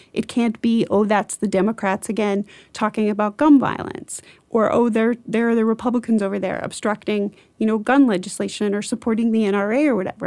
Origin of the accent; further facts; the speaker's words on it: rural Iowa, United States; in rural Iowa where I grew up